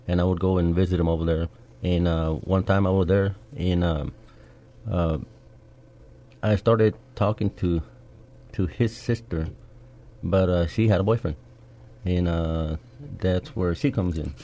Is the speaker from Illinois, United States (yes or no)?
no; San Antonio, Texas, United States; I was born and raised here in San Antonio